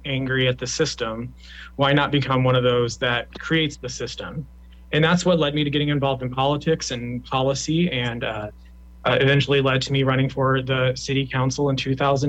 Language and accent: English; Lincoln, Nebraska, United States; I was born and raised in Northeast Lincoln. I went to our public schools, served on multiple nonprofit boards, and opened a business in Havelock, and I've made my life in Northeast Lincoln.